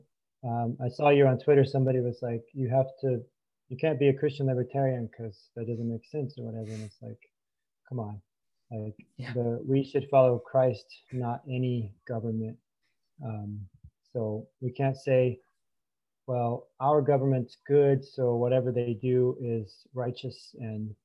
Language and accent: English; United States; growing up in America